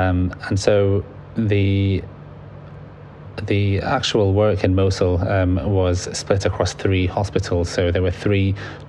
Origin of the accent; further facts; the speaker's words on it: Libya; now in United Kingdom; So I'm originally from Libya. My parents are from Libya and I have a lot of family out there.